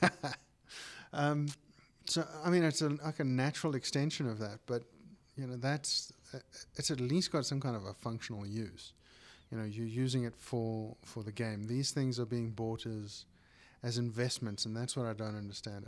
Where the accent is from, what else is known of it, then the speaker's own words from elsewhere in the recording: South Africa; we're South African as well